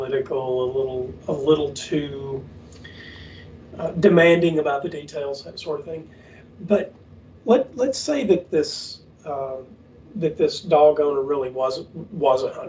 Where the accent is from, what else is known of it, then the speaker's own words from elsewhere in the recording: the South, United States; we grew up in the South where people really do hunting